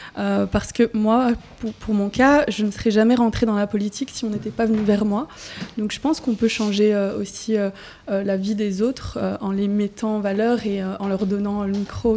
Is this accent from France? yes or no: no; Charleroi, Wallonia, Belgium; moi je viens de Charleroi